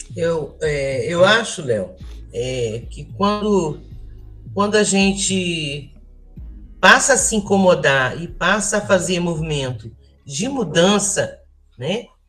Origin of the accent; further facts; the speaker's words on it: Volta Redonda, Rio de Janeiro, Brazil; moved away as an adult; eu nasci é, e cresci em Volta Redonda